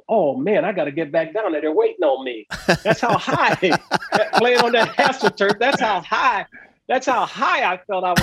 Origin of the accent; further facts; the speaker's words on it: Southern California, United States; I grew up in Southern California